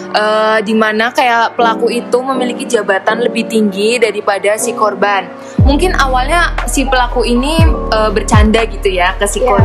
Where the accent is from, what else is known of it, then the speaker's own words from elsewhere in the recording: Purwokerto, Central Java, Indonesia; gue asli Purwokerto aja sih